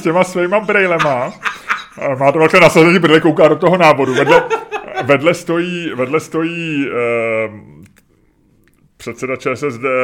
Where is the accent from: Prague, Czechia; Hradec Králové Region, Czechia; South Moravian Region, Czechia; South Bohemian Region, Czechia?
Prague, Czechia; my jsme bydleli tehdy s babičkou a s dědou v Holešovicích